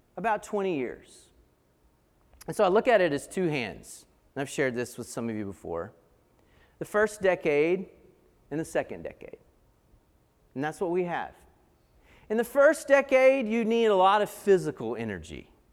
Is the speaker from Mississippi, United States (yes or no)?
no; Asheville, North Carolina, United States; I grew up in Asheville